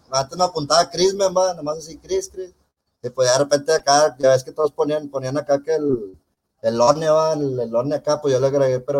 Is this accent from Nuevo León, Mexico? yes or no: yes; Monterrey, Nuevo León, Mexico; Yo soy de aquí de Monterrey